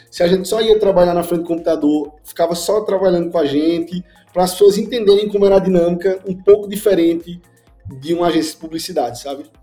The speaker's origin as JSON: {"language": "Portuguese", "town": "Caruaru", "region": "Pernambuco", "country": "Brazil", "said": "eu vim do interior de Pernambuco, uma cidadezinha chamada Caruaru. E aí, lá assim, é uma cidade pequena, mas tem uns 400 mil habitantes."}